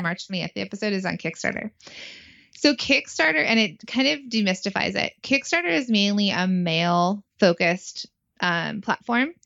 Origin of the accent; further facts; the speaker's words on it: California, United States; now in New Jersey, United States; I'm from California